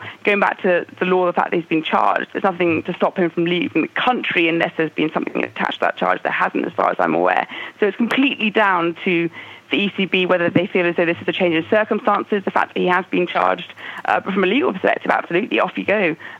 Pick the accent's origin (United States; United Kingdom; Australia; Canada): United Kingdom; England; as an English sports fan